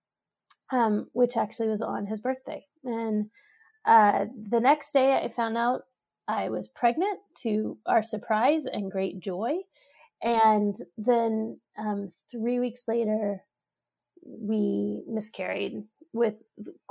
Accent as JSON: {"language": "English", "town": "Austin", "region": "Texas", "country": "United States", "tie": "born or raised there", "moved": "as an adult", "lives_now": "Pittsburgh, United States", "said": "from Austin, Texas, which is my hometown, to Pittsburgh, where we both live now"}